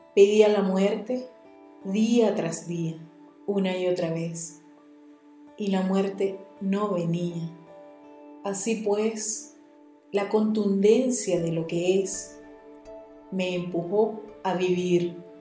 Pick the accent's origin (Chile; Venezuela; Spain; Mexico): Venezuela; el poeta de mi tierra